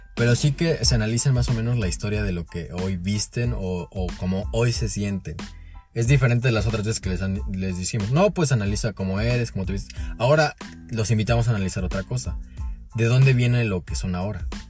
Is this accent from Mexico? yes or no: yes; Mexico; muchos de nosotros como mexicanos